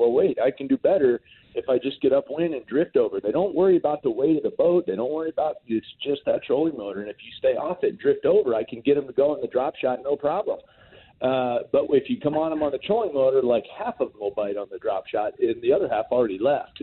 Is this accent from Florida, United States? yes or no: yes; South Florida, United States; I grew up in South Florida